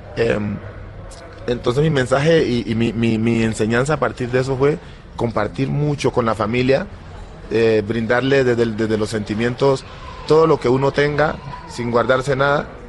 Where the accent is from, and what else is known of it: Timbiquí, Cauca, Colombia; born or raised there; moved away